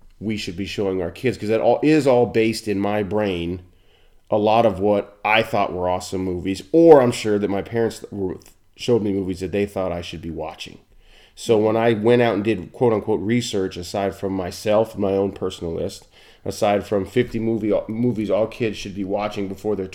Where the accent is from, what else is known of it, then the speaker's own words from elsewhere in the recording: Billings, Montana, United States; growing up in Billings, Montana.